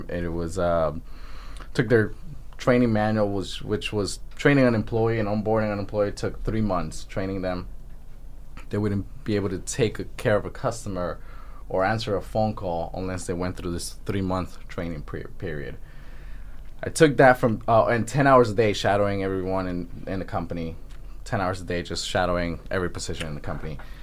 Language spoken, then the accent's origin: English; Honduras; now in United States; I'm from Honduras